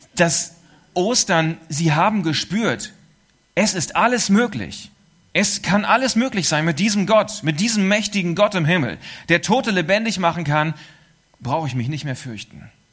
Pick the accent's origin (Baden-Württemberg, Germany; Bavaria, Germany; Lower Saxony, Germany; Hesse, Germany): Lower Saxony, Germany; East Frisia; es war die Insel, auch die zu meiner Heimat und Geburtsstadt gehört